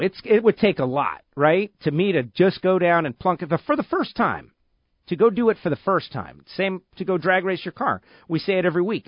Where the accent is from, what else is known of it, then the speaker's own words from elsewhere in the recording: Hollywood, Florida, United States; I was born in Hollywood, Florida. I am a Floridian. I am one of the original Floridians.